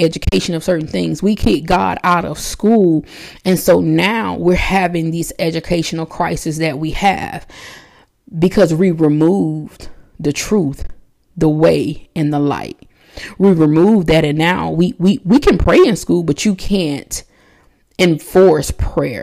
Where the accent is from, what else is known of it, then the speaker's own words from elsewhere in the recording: United States; I'm American